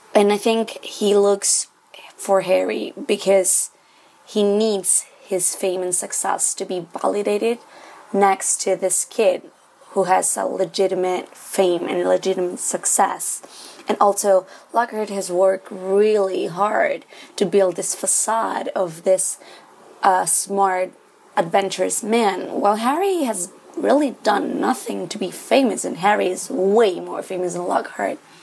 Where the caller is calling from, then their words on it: Santiago, Santiago Metropolitan Region, Chile; I'm calling from Santiago, Chile